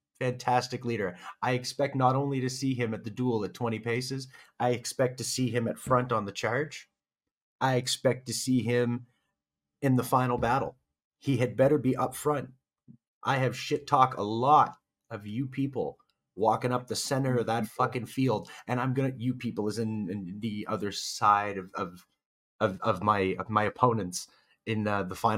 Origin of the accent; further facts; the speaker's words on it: Canada; we're both Canadian there, bud.